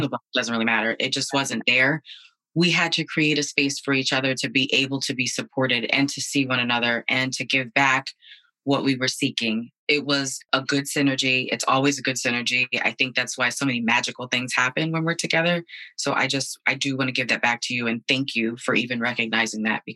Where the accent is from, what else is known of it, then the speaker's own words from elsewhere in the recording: Bridgeport, Connecticut, United States; Born and raised in Connecticut, Bridgeport specifically.